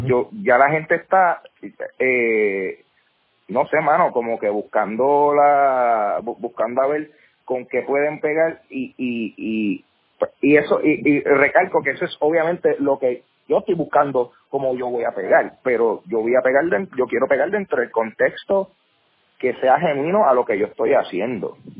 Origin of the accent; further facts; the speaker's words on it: Carolina, Puerto Rico; also born or lived in Bayamón, Puerto Rico; Yo soy eh, un, joven de puertorriqueño, eh, nacido y criado, bueno, no nací actually, yo nací en Bayamón, pero he sido criado en, Carolina